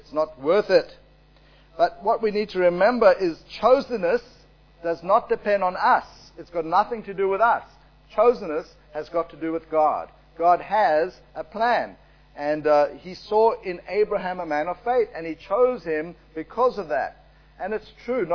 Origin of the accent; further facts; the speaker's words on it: South Africa; I was born in South Africa. My parents were born there.